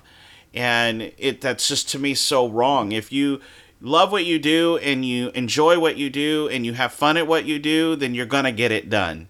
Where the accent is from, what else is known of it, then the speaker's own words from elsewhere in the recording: Baton Rouge, Louisiana, United States; now in Florida, United States; I'm from Louisiana